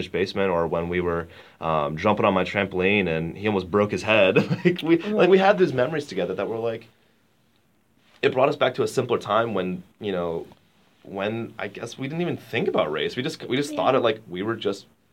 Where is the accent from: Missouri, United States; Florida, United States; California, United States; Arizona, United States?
Missouri, United States; St. Louis; my hometown